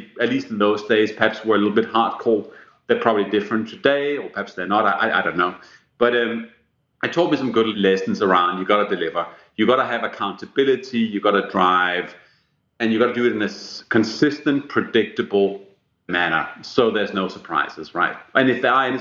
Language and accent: English; Denmark; first language Danish; English is a second language; moved away; when I grew up in Denmark